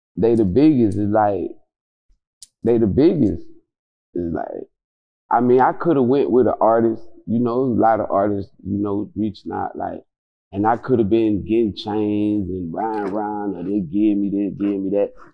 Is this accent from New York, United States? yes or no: no; Quincy, Florida, United States; I'm from Quincy